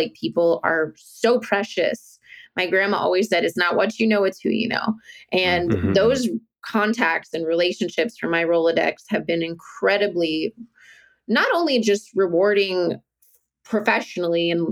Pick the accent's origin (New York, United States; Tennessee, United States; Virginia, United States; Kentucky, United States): Virginia, United States; moved away; I'm from Virginia, this beautiful state, the beautiful state of Virginia. I'm not living there now